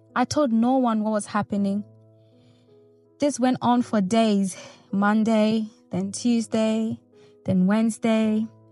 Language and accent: English; Nigeria; moved away; I grew up in Nigeria